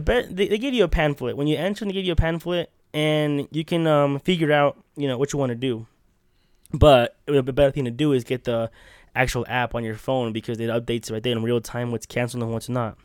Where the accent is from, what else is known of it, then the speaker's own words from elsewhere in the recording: Utah, United States; We're from Utah